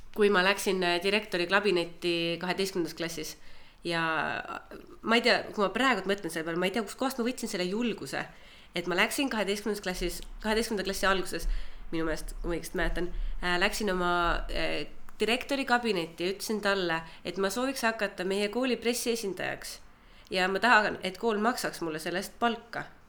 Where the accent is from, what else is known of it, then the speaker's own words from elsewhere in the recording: Türi, Järva County, Estonia; moved away as an adult; also born or lived in Tallinn; ma olen Türilt äh, pärit. kaksteist klassi käisin Türi gümnaasiumis, siis tulin Tallinnasse